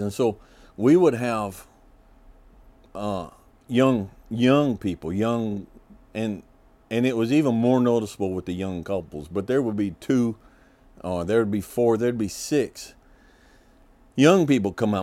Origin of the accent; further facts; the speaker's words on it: Kentucky, United States; I was born in Kentucky. Uh, as I mentioned before, both my parents are multi-generational Kentuckians